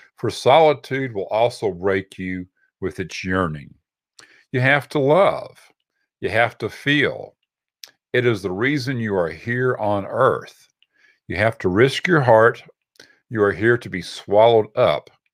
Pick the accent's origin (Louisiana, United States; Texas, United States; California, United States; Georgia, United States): Texas, United States; we're from Texas